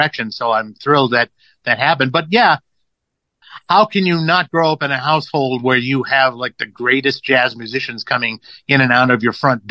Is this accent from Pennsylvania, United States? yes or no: no; Los Angeles, California, United States; growing up in Los Angeles